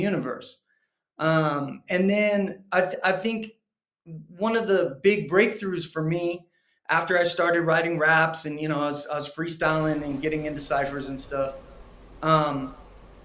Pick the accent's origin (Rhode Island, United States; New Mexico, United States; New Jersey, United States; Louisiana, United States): New Mexico, United States; I'm based out of New Mexico, and I grew up in New Mexico